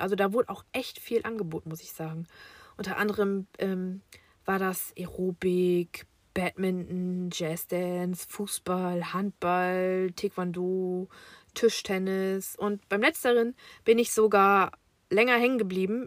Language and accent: German; Germany; Ich bin im Jahre 1985 in Fechter geboren